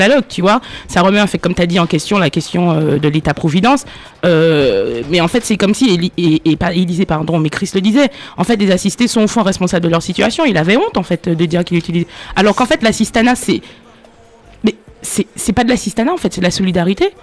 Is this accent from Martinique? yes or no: yes; Martinique